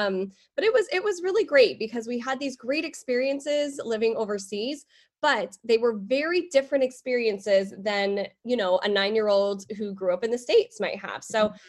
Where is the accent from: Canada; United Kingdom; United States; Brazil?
United Kingdom; England; born there; I was born in England.